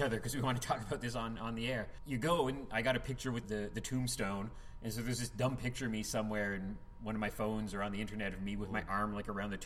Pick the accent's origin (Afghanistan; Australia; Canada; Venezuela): Canada; I'm extra Canadian when I travel